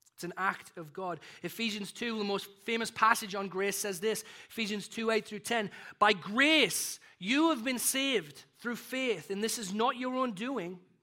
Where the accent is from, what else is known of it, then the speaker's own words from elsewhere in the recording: United Kingdom; also born or lived in Texas, United States; now in North Aurora, United States; I kind of live in this identity as a British and a, and American